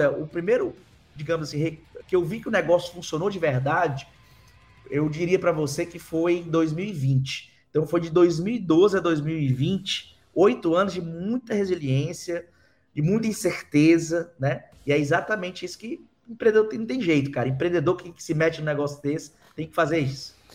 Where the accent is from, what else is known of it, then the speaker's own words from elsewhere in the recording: Fortaleza, Ceará, Brazil; Eu sou do Nordeste, sou de Fortaleza, Ceará.